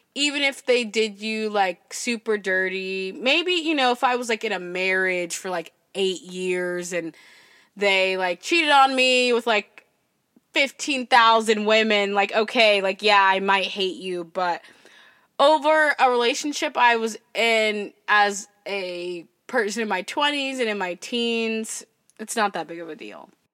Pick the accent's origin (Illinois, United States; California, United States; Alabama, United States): California, United States; Berkeley; I was born in Berkeley